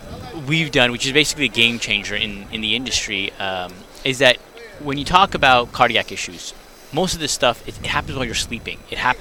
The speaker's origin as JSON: {"language": "English", "country": "Canada", "moved": "yes", "lives_now": "United States", "said": "I'm Canadian originally before I moved to the States."}